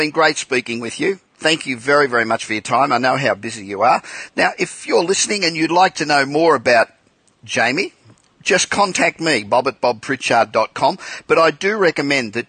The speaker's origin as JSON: {"language": "English", "town": "Los Angeles", "region": "California", "country": "United States", "tie": "born or raised there", "said": "from my hometown of Los Angeles"}